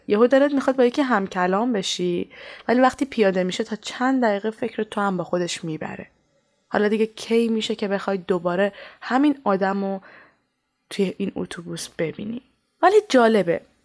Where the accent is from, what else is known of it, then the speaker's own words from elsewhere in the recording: Iran; moved away as an adult; منی که سالها توی ایران بزرگ شدم